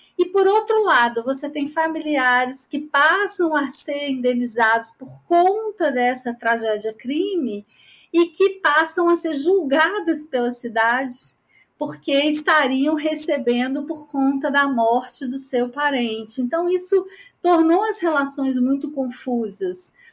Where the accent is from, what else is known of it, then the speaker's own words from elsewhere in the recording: Minas Gerais, Brazil; eu sou uma jornalista mineira